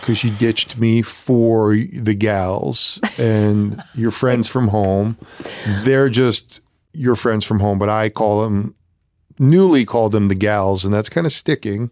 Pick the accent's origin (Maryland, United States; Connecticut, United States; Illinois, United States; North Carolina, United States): Connecticut, United States; also born or lived in New York; I moved to Connecticut from New York